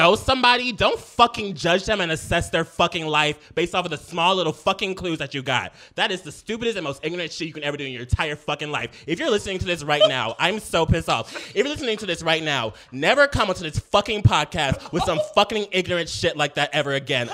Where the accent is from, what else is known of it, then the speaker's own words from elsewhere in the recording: Los Angeles, California, United States; also born or lived in Compton; I'm from South Central